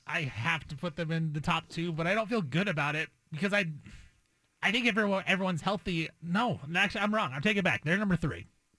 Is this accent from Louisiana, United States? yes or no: no; Oregon, United States; I grew up in Oregon.